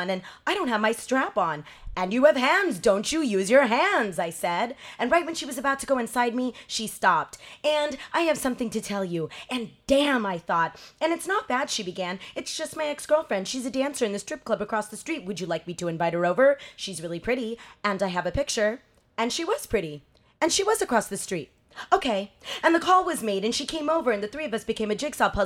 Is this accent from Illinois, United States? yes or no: no; Los Angeles, California, United States; moved away as an adult; also born or lived in Mexico; now in San Francisco, United States; I grew up in Los Angeles. Okay. I came to this country when I was 4. I grew up in a really big Mexican family in Los Angeles